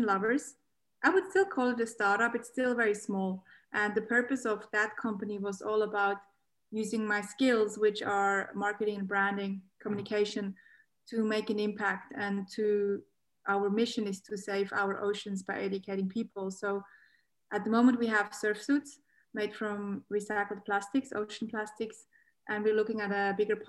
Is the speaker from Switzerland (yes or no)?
yes; Switzerland; accent: Swiss Aussie; moved away as an adult; also born or lived in Geneva; now in Australia; I grew up in Switzerland. I have to mention that for people that think that I have an accent, because I do.